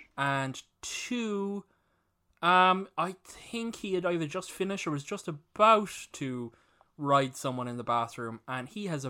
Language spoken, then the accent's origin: English; Cork, Munster, Ireland; I was a kid from Cork